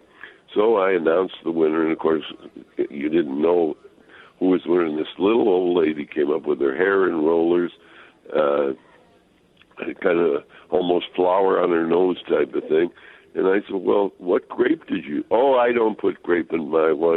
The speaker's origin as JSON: {"language": "English", "town": "Chicago", "region": "Illinois", "country": "United States", "moved": "as an adult", "lives_now": "Minnesota, United States", "said": "being a Chicago boy"}